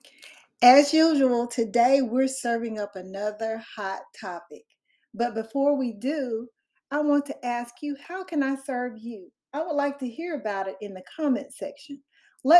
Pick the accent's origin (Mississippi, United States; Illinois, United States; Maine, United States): Mississippi, United States; accent: Southern; I'm from Mississippi